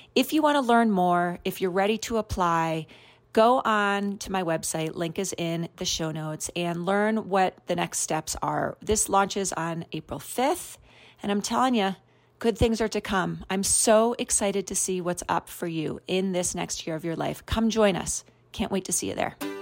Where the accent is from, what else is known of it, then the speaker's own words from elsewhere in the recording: New York City, New York, United States; now in Colorado, United States; I grew up in New York City, and there is a part of me that's, like, wants a New Yorker, always a New Yorker